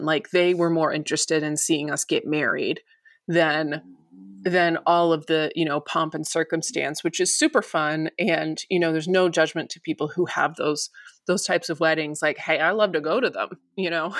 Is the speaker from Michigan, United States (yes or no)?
yes; near Detroit, Michigan, United States; now in Los Angeles, United States; So we're both from Michigan. We're, we're basically from the same area. We're from the same county, um, near Detroit